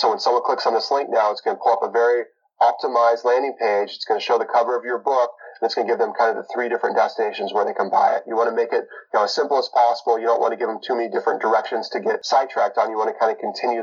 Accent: Bitterroot Valley, Western Montana, United States; moved away as an adult; now in Seattle, United States; I was born and raised in Western Montana

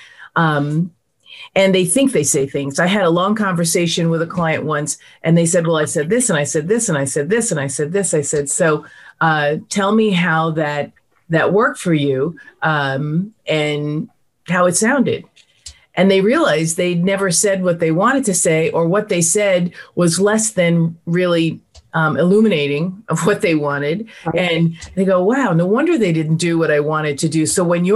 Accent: New York, United States; I'm from New York

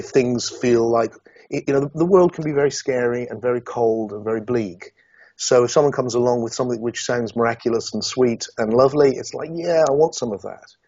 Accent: Yeovil, South West England, United Kingdom; a kid from Yeovil in Somerset.

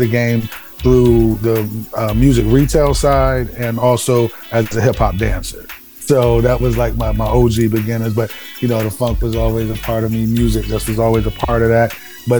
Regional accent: East Coast, United States; Plus, I grew up on the East Coast and West Coast, so it was just a nice, you know, mixture of sounds that, you know, got me into music.

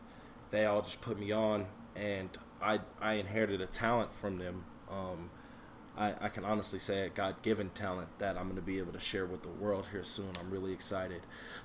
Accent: Denver, Colorado, United States; also born or lived in Aurora, Colorado; I am from Denver, Colorado. Born and raised. I'm in Aurora.

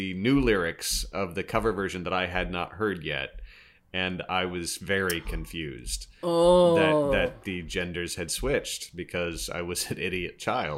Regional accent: Kansas, United States; And growing up in Kansas, honestly, I kind of thought it was Twister for a while.

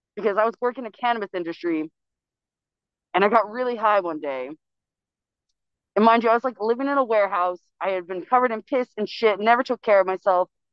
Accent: California, United States; I was actually born and raised in California.

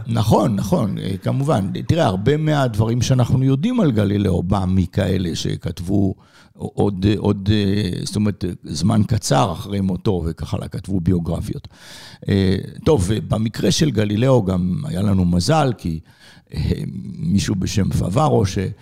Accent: Israel; moved away; אני אה, גדלתי בארץ

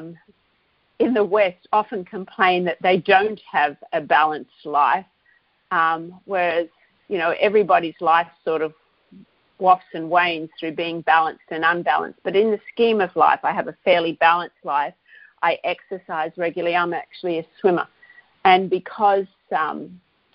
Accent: Australia; I'm Australian and I know companies here that are contributing

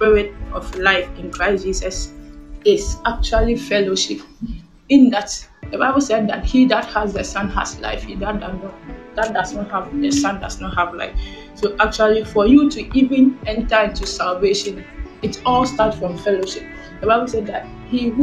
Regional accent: Ghana; I'm from Ghana

